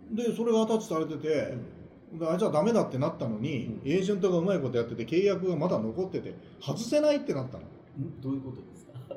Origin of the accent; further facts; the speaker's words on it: Kansai, Japan; 関西人だから